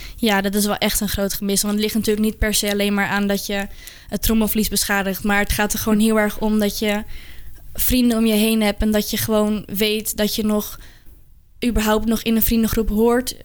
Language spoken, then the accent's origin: Dutch; Amsterdam, North Holland, Netherlands; ik kom uit Amsterdam